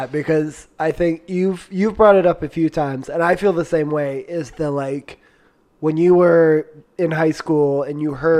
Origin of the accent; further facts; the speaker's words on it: Virginia Beach, Virginia, United States; I grew up in Virginia Beach